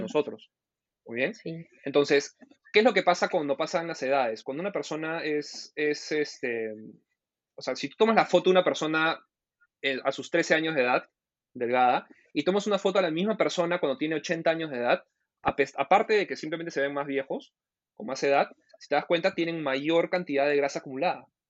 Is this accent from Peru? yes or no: yes; Peru; mi país